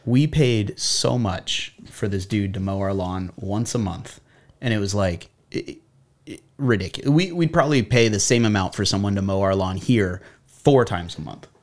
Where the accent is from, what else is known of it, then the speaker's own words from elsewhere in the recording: Buena Park, California, United States; I grew up in Buena Park